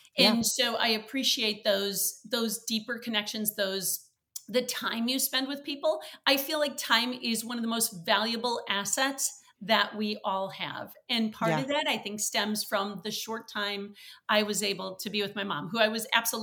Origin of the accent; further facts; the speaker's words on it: Wisconsin, United States; now in Chicago, United States; I had an absolutely wonderful childhood growing up in Wisconsin.